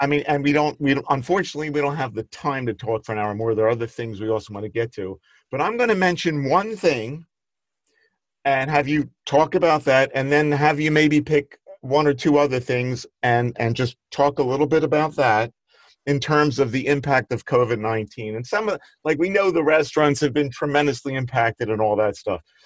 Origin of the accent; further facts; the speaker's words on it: Philadelphia, Pennsylvania, United States; I grew up in Northeast Philadelphia